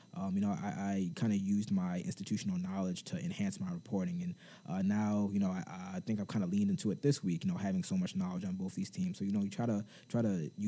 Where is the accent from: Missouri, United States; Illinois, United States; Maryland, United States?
Maryland, United States; Baltimore; moved away as an adult; now in Miami, United States; I'm from the Baltimore area. You know, it's no surprise. Obviously, I grew up a big Ravens fan